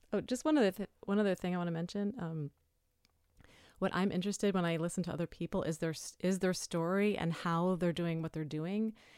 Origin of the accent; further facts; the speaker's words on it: New York City, New York, United States; I lived, I grew up in New York City. I moved upstate when I was pregnant